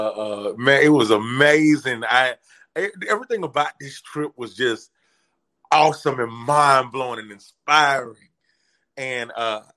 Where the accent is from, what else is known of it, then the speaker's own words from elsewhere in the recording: Atlanta, Georgia, United States; I'm from Atlanta